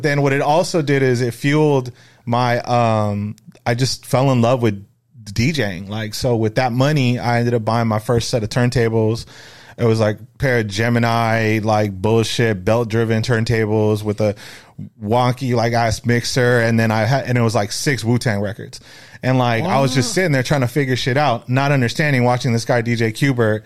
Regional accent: Los Angeles, California, United States; also born or lived in Echo Park, Los Angeles, California; I was born in Echo Park, California, which is near L.A., downtown L.A., just like a little small city, and then eventually moved to the San Fernando Valley

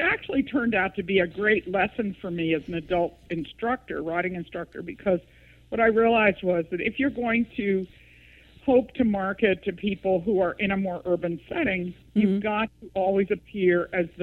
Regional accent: East Coast, United States; I grew up in the East, in the East Coast

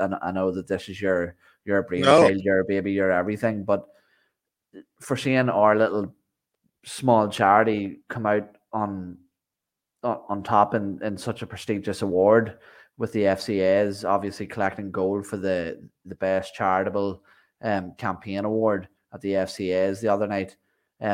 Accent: Ireland; I'm Irish

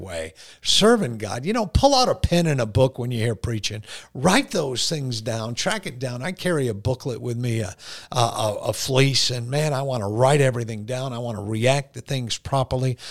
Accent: Boston, Massachusetts, United States; accent: Bostonian; I say guard. That's that whole uh, Bostonian mm-hmm. thing

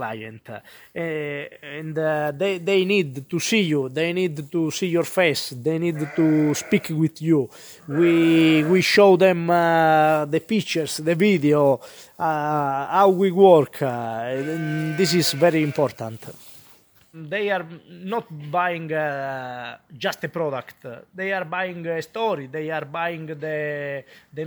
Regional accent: Calabria, Italy; moved away as an adult; now in Florence, Italy; I'm from Calabria, I moved here in Florence in 2017.

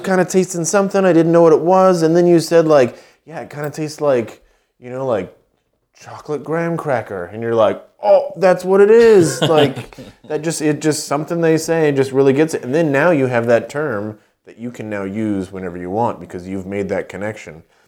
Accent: Poway, California, United States; moved away; also born or lived in Knoxville, Tennessee; I was born in Poway, which is about, uh, it's in San Diego County

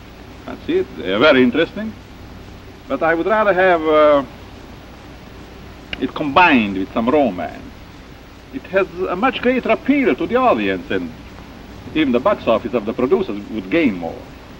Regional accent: Hungary; English is a second language; moved away as an adult; now in United States; I'm Hungarian by birth. I'm an American now.

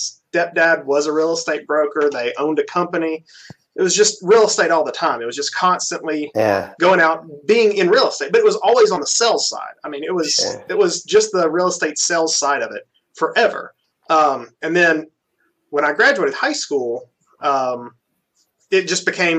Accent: Birmingham, Alabama, United States; also born or lived in Auburn, Alabama; I grew up in Birmingham

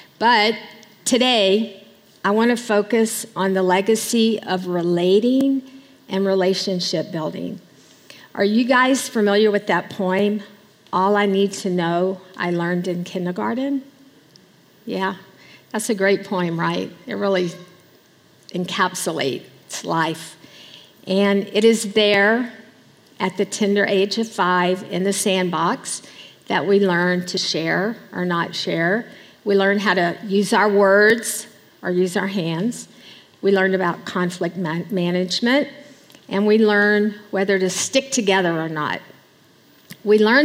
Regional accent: Alexandria, Louisiana, United States; moved away as an adult; also born or lived in Bangladesh; I come from Louisiana, born and raised until the day Richard and I left for Bangladesh.

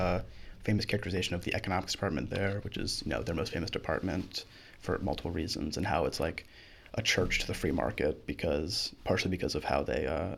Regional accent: Baltimore, Maryland, United States; also born or lived in Timonium, Maryland; I grew around this area

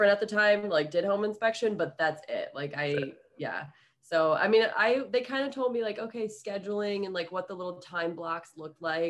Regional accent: Ohio, United States; moved away; I'm originally from Ohio

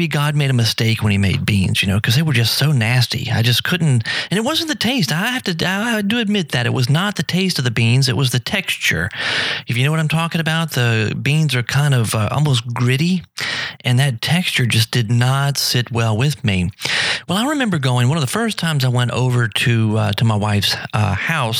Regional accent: South Louisiana, United States; also born or lived in New Orleans; growing up in South Louisiana, living in New Orleans

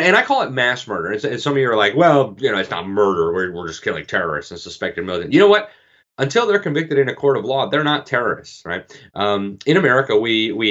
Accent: Miami, Florida, United States; my hometown, Miami, Florida

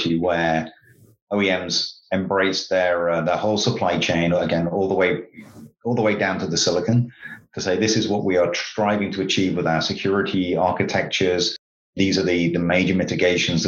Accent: United Kingdom; I'm a Brit

